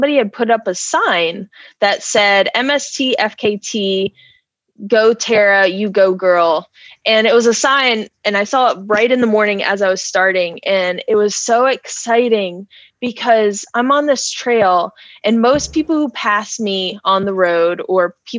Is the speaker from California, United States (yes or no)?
no; Wake Forest, North Carolina, United States; I grew up in Wake Forest.